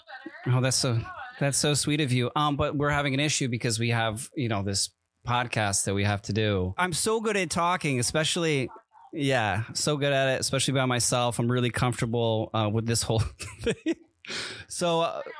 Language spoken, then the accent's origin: English; East Coast, United States; moved away; I grew up on the East Coast